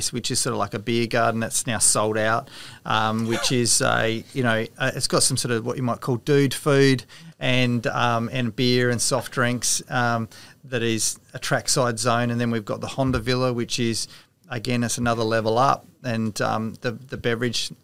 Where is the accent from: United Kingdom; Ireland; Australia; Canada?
Australia; South Australia; I'm South Australian born and bred